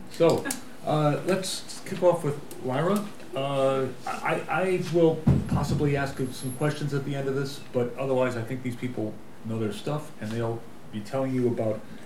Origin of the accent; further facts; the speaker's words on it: Belfast, Northern Ireland, United Kingdom; also born or lived in Dublin, Ireland; now in Paris, France; I was born in Dublin and brought up in Belfast